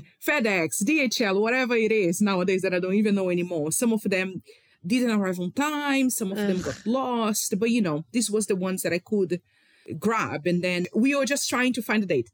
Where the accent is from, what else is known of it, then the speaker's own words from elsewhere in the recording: Rio de Janeiro, Brazil; I am from Rio